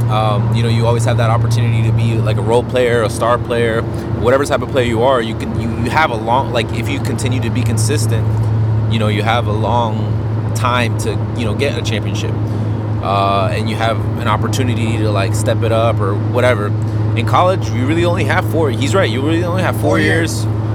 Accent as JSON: {"language": "English", "town": "Hollywood", "region": "Florida", "country": "United States", "said": "I'm from Hollywood, Florida."}